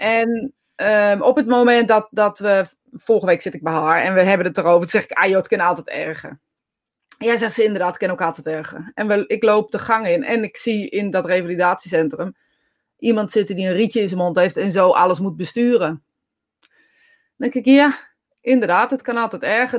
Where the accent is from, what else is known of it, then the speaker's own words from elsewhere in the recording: Netherlands; als Nederlanders